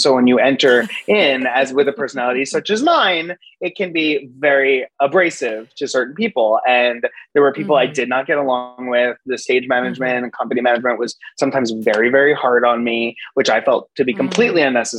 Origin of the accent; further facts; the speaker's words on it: Boca Raton, Florida, United States; moved away as an adult; growing up in Boca Raton, Florida